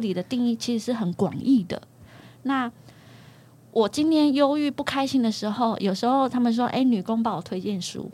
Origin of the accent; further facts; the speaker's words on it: central Taiwan, Taiwan; 我是中部人